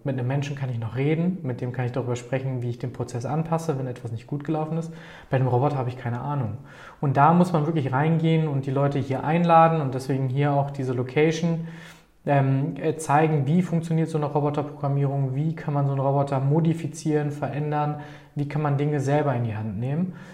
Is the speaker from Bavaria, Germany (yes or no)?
no; Paderborn, North Rhine-Westphalia, Germany; hier geboren und aufgewachsen in Paderborn